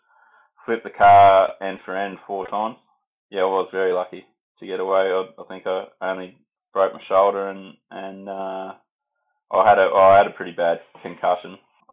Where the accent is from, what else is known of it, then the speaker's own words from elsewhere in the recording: Bathurst, New South Wales, Australia; also born or lived in Sydney / Millthorpe; So I was born in Sydney. We moved to Bathurst when I was about 5 and we had a little farm there. And then we got the bigger farm at Millthorpe when I was about 12 or 13, I think.